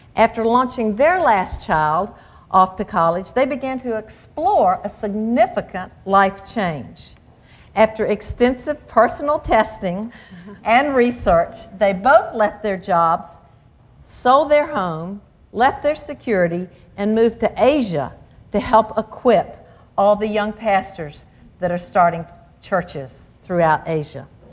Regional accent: the South, United States; growing up in the South in the church

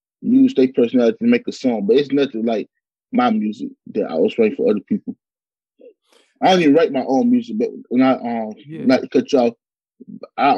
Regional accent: LaGrange, Georgia, United States; I come from LaGrange, Georgia.

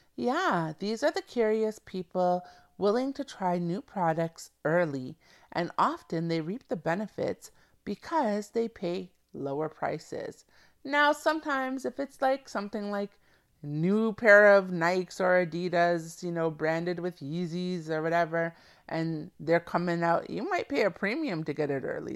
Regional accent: Canada; I'm a Canadian born female

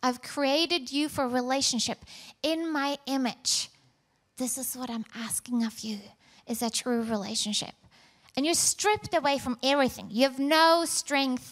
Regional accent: Norway; moved away; I was born in Norway, raised by amazing parents.

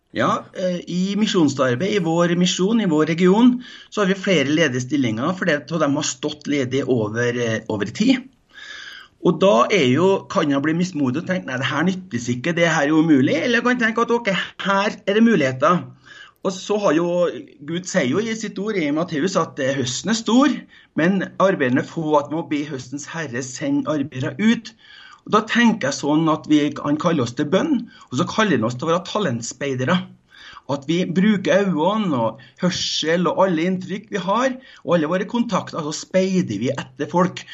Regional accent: Norway; Ikke som en nordmann, som jeg er

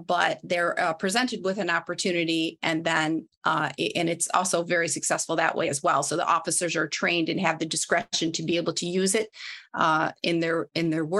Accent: Midwest, United States; moved away; I'm from the Midwest

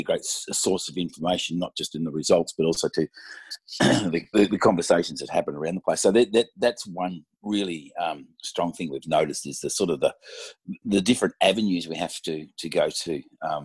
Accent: Gippsland, Victoria, Australia; I grew up in Gippsland, a place called Tanamba, so between Maffra and Hayfield, on a dairy farm.

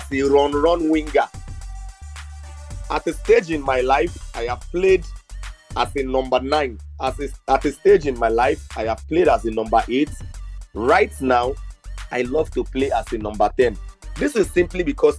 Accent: Nigeria; as a Nigerian

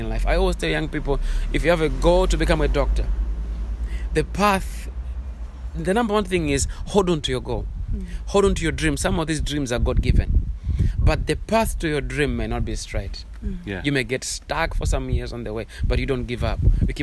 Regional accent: Malawi; I'm from Malawi.

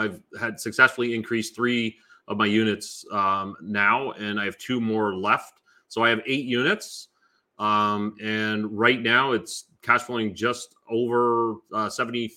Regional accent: Maine, United States; moved away as an adult; now in Raleigh, United States; originally I'm from Maine and I now reside in Raleigh, North Carolina.

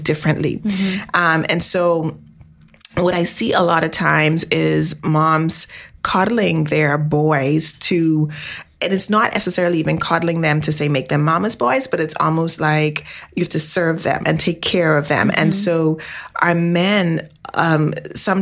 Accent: Bahamas; I'm from the Bahamas, and our population is primarily people of color

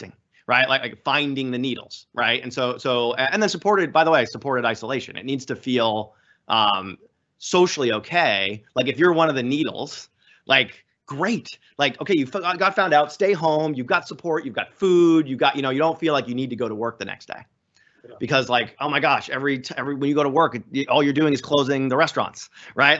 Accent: Florida, United States; now in Boston, United States; I grew up down in Florida, and we used to, as kids, graph hurricanes

